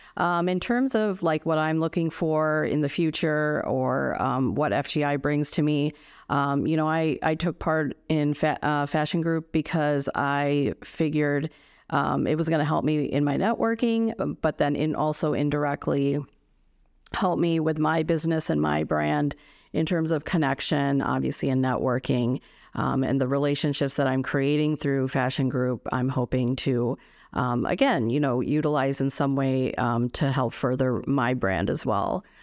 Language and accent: English; United States; I grew up here in the States, but, um, my culture and heritage is, uh, from India